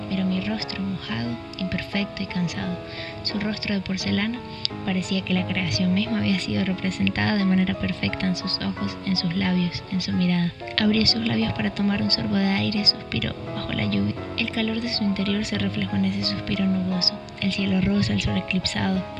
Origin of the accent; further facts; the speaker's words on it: Venezuela; now in Lima, Peru; soy de María Venezuela y tengo 21 años. Tengo aproximadamente dos años y medio viviendo en Lima, Perú.